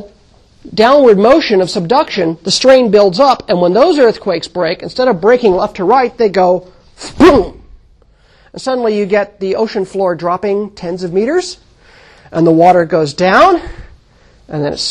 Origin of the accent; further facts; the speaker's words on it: California, United States; when I was growing up in California, in fact, I grew up right here on the edge of the Garlock Fault